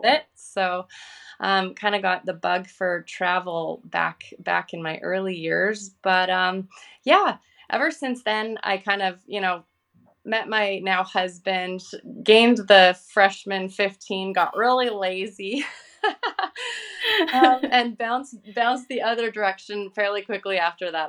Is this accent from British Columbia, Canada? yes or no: yes; Vancouver, British Columbia, Canada; I'm from Vancouver, Canada